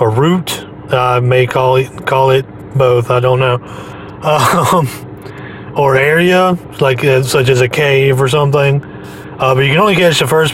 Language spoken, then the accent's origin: English; United States; I'm American.